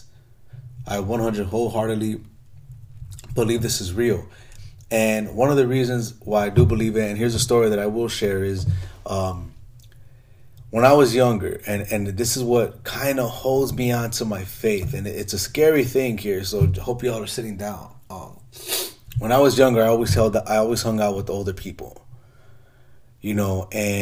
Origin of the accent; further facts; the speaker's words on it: Chicago, Illinois, United States; I grew up in Chicago in the hood